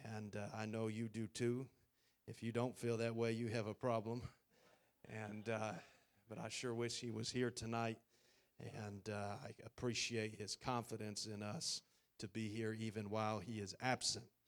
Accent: Idaho, United States; moved away as an adult; now in Taiwan; I'm from Idaho, and, uh, we like our space.

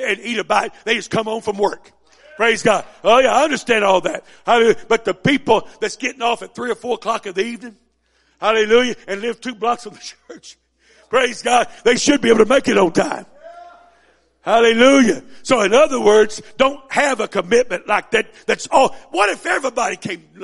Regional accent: Missouri, United States; I was raised up in Missouri

